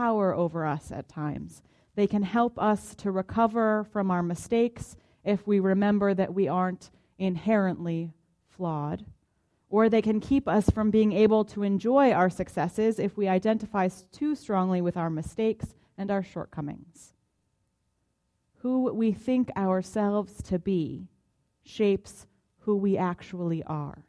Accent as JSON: {"language": "English", "town": "Boston", "region": "Massachusetts", "country": "United States", "tie": "born or raised there", "moved": "yes", "lives_now": "Tulsa, United States", "said": "I identify as a Bostonian, which connects me to the people from my hometown"}